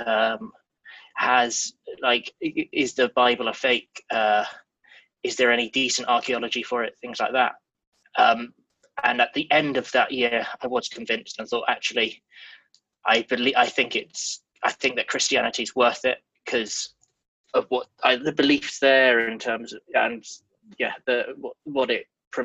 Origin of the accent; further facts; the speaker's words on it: Leicester, East Midlands, United Kingdom; moved away as an adult; now in Amsterdam, Netherlands; I am from the UK, from a place in the middle of England called Leicester, which is about 2 hours drive north of London